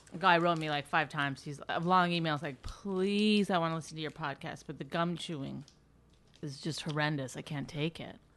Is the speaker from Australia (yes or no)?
no; Canada; I'm Canadian